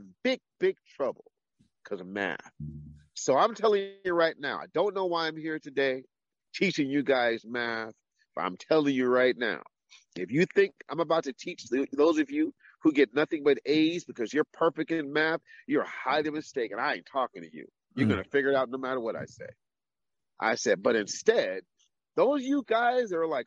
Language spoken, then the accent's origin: English; Claremont, California, United States; I grew up in Claremont, California, primarily.